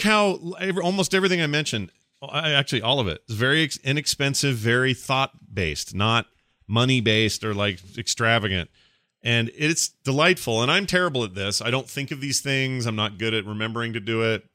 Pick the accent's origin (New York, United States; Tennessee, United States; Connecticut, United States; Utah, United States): Utah, United States; Sandy; It's where I was born. I was raised in Sandy. I lived there my whole life.